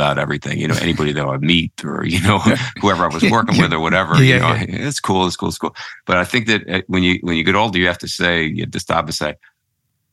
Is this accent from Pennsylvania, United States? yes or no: yes; Philadelphia, Pennsylvania, United States; moved away; also born or lived in New York / Connecticut; I'm a city kid. I grew up in Philadelphia